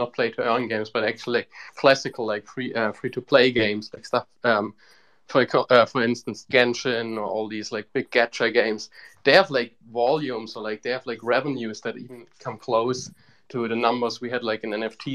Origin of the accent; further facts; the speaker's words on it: Bavaria, Germany; I'm actually like from Bavaria.